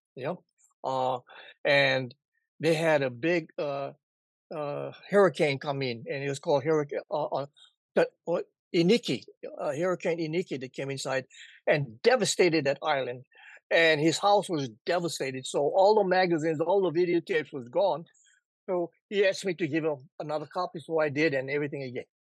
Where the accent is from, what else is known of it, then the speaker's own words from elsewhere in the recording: Oahu, Hawaii, United States; moved away; also born or lived in Kauai; we moved from Kauai up onto the mainland, uh, not the mainland, the main island of, of Oahu